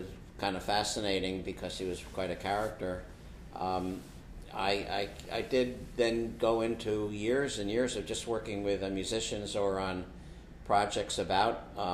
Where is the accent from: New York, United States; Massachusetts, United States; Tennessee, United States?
New York, United States; New York City; when I grew up in Riverdale, we lived next door to Richard